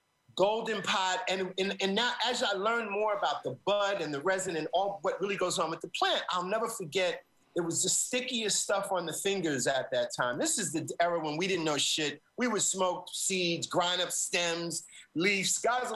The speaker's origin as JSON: {"language": "English", "town": "New York City", "region": "New York", "country": "United States", "tie": "born or raised there", "said": "as a young shorty growing up in Brooklyn."}